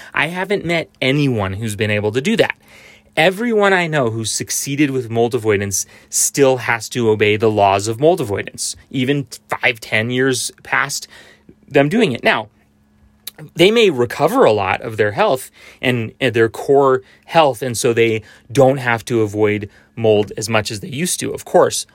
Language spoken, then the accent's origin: English; United States; I grew up in Tahoe